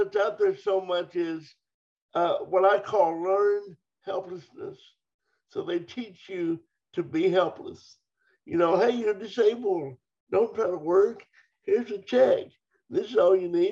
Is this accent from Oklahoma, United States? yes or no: yes; Dover, Oklahoma, United States; growing up in Oklahoma. I grew up on a farm